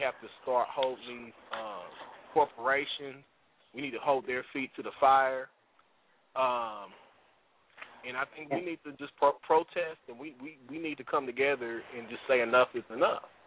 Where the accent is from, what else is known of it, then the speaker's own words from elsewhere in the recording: United States; we as the American people